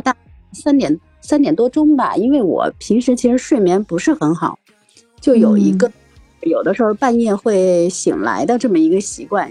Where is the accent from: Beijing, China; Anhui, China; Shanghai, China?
Beijing, China; 我是来自北京的大妞儿